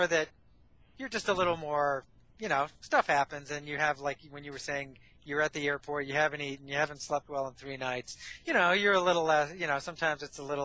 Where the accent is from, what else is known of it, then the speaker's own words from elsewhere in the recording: New England, United States; I'm from New England